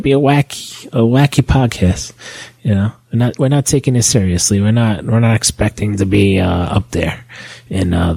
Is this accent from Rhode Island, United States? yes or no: no; New York, United States; moved away as an adult; now in New Jersey, United States; Yes, we are from New York, and we are currently living in Jersey. And that's where we are. That's our home base. But we'll always be New Yorkers